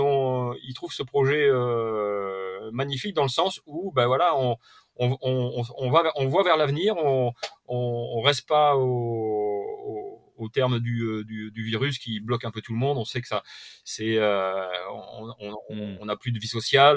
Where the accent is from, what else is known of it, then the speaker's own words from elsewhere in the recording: Perpignan, Occitania, France; moi je suis de l'Occitanie, un hein, côté donc Perpignan